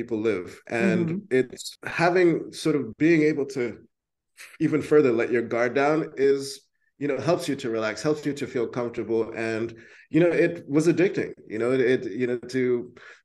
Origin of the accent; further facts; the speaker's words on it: New York, United States; moved away as an adult; now in Tbilisi, Georgia; growing up in New York.